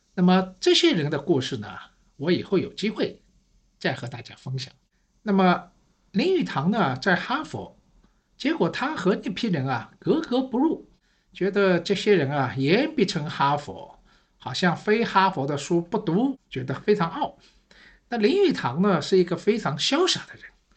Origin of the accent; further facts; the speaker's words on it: Shanghai, China; 我是上海人